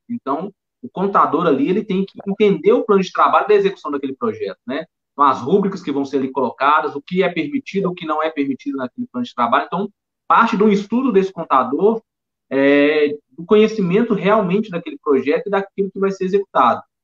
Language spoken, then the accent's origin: Portuguese; Belo Horizonte, Minas Gerais, Brazil; accent: mineiro; sou de Belo Horizonte